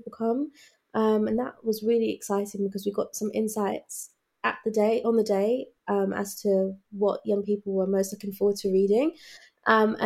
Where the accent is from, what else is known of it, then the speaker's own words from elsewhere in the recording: London, United Kingdom; as Londoners